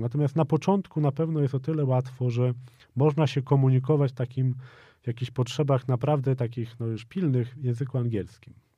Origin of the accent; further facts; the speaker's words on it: Poland; moved away as an adult; ja jestem z Polski